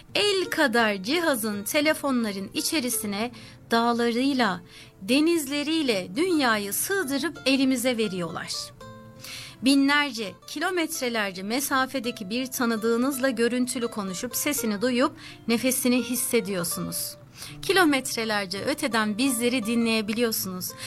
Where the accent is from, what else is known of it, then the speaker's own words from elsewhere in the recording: Sakarya, Turkey; now in Sydney, Australia; kendi memleketimde Sakarya'da